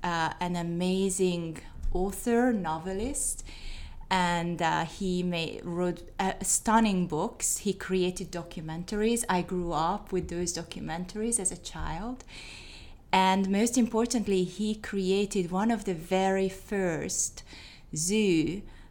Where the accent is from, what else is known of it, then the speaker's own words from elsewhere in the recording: Hungary; English is a second language; moved away as an adult; also born or lived in Netherlands; now in Tennessee, United States; I am not from Tennessee, as it came from my accent. We moved to Tennessee in 2017, but I was born and raised in Hungary, in Eastern Europe